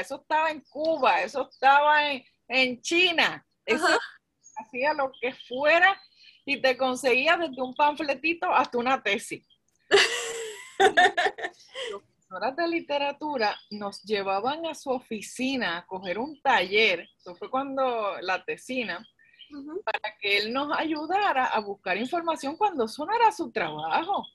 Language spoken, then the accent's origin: Spanish; Carolina, Puerto Rico; yo soy de Carolina